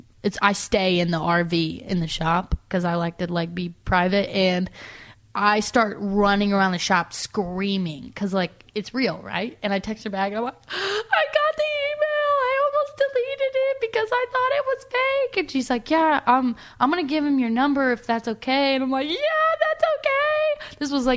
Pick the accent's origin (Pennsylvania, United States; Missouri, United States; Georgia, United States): Missouri, United States; California; moved away; I'm from California, Missouri. Tiny little town